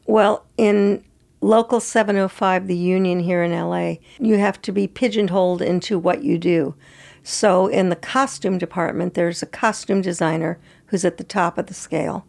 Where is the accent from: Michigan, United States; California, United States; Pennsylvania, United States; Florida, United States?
California, United States; San Francisco; moved away as an adult; also born or lived in Santa Fe / Los Angeles; I grew up in San Francisco